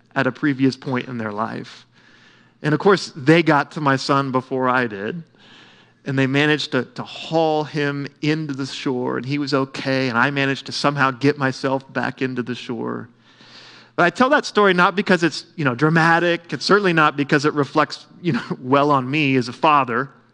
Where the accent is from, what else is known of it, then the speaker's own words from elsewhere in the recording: Oklahoma, United States; I grew up swimming in Melbourne Lake